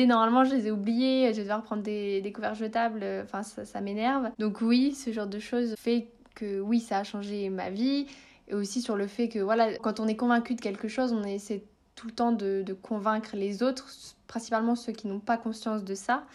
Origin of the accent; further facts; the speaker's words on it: north of France, France; moved away; j'habite dans le sud de la France, mais je suis originaire du nord de la France